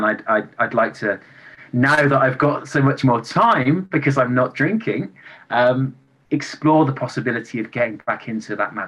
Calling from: England, United Kingdom; I'm calling from England and I'm 41 years old. I'm going to turn 42 in March.

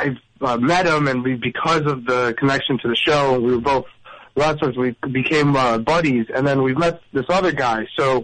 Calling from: New Jersey, United States; North Jersey.

